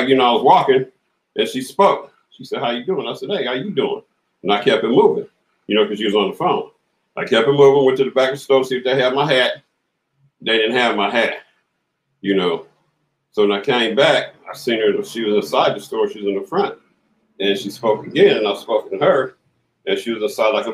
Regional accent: Compton, California, United States; also born or lived in Los Angeles, California; I'm from Compton, California. Born in LA, raised in Compton

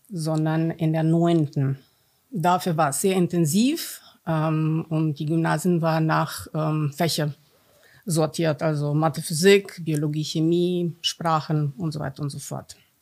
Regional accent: Romania; German is a second language; now in Germany; Ich bin gebürtige Rumänin, bin im Kommunismus groß geworden

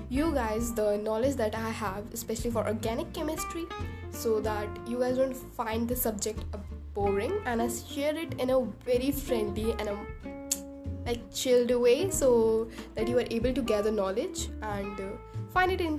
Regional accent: India; I am from India.

